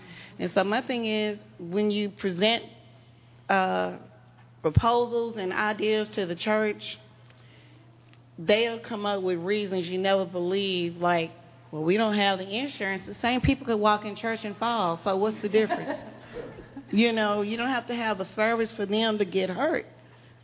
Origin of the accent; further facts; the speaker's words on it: Dallas, Texas, United States; moved away as an adult; now in Houston, United States; I'm from Dallas, but I've been here in Houston now almost 7 years